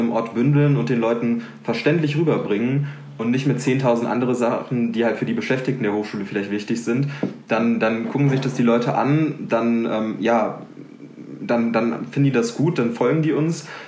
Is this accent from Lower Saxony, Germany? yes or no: no; Ruhr area, North Rhine-Westphalia, Germany; moved away as an adult; now in Aachen, Germany; Ich komme aus Mal, das ist im Ruhrgebiet